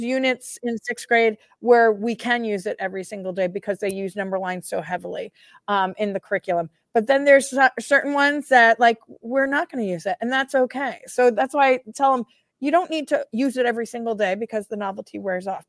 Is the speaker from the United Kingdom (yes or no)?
yes; United Kingdom; I'm British